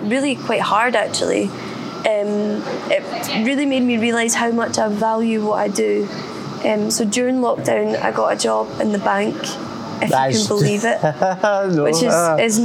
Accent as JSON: {"language": "English", "area": "West Lothian", "region": "Scotland", "country": "United Kingdom", "said": "technically I'm from West Lothian."}